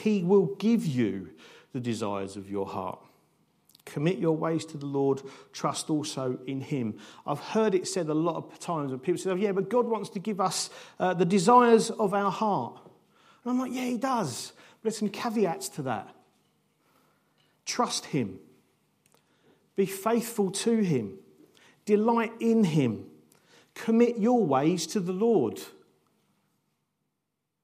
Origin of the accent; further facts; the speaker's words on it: United Kingdom; how do we live as nice British people in this country